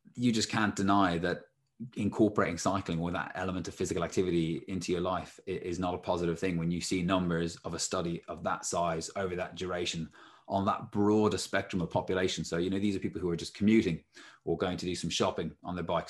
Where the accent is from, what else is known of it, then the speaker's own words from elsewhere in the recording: Ireland; when I was growing up in Ireland